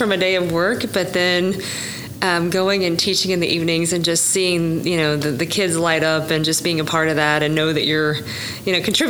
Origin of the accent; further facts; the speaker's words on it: Sperry, Oklahoma, United States; I'm from Tulsa area. Uh-huh. So from a very small town